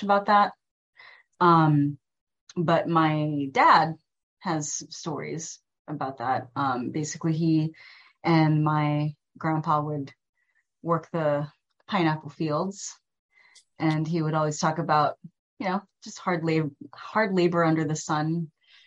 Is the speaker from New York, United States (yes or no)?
no; Waianae, Hawaii, United States; first language Tagalog; growing up out in Waianae